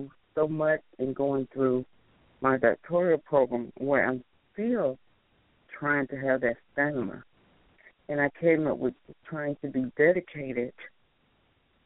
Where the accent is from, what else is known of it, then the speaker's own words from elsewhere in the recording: the South, United States; also born or lived in Chicago, Illinois / Alabama / Georgia; I'm originally from Chicago, Illinois, but I grew up in Alabama and Georgia, of course. So I'm known as a Southern girl now.